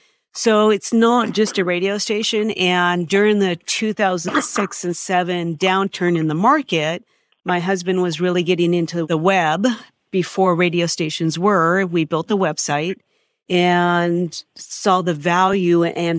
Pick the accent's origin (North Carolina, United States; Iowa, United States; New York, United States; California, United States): California, United States; San Diego; born there; I was born in San Diego and they moved up. KABC moved him up in the 70s and I grew up in radio.